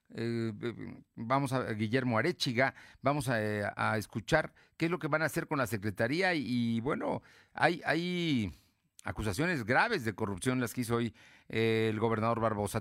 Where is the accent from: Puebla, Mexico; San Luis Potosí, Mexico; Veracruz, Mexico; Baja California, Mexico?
Puebla, Mexico; somos también vecinos de Puebla